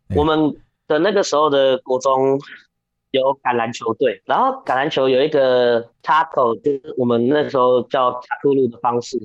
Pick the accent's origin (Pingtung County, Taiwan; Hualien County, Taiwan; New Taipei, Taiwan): New Taipei, Taiwan; now in Taoyuan, Taiwan; 我今年二十二岁，那其实我原本，因为我现在住桃园，但其实我小时候，我出生在台北县，那就是现在的新北市